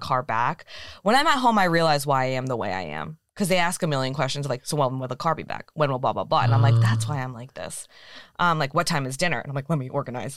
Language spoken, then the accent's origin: English; San Francisco Bay Area, California, United States; moved away; also born or lived in Walnut Creek, California; I was back in the Bay because I'm from there